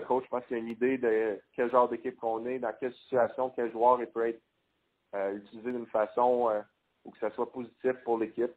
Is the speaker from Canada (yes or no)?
yes; Quebec City, Quebec, Canada; moved away as an adult; now in Calgary, Canada; j'ai grandi à Québec, donc je suis habitué du euh, du, froid et de la neige